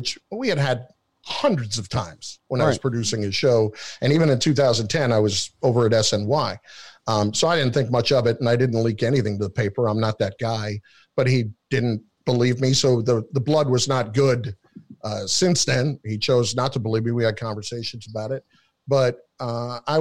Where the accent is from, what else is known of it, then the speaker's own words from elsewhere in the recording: New Jersey, United States; I'm from New Jersey